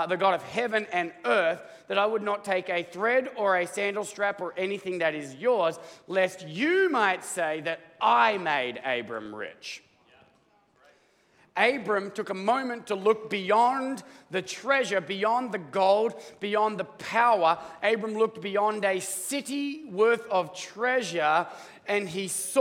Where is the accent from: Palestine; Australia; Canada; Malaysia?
Australia; now in United States; I'm Australian